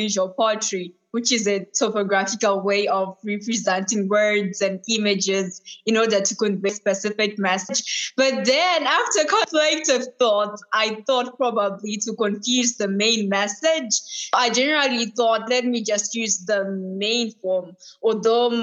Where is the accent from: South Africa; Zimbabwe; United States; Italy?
Zimbabwe; now in United Kingdom; I'm from the UK, but I'm originally from Zimbabwe.